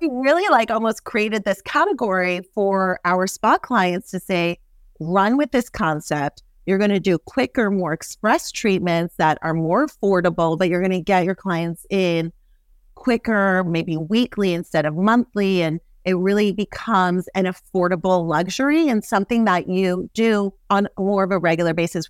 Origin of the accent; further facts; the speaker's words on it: New York City, New York, United States; I grew up in Manhattan.